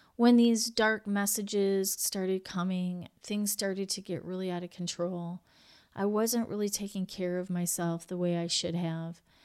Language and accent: English; United States; I'm from the U S